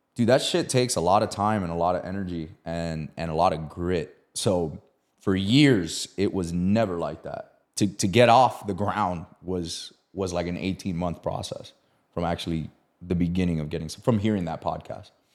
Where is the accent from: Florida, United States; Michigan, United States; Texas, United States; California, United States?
Florida, United States; Miami; I'm from Miami